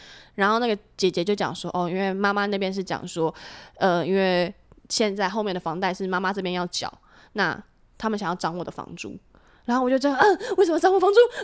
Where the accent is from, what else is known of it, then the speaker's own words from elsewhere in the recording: Hsinchu, Taiwan; moved away as an adult; now in Taipei, Taiwan; 一回新竹就是懒散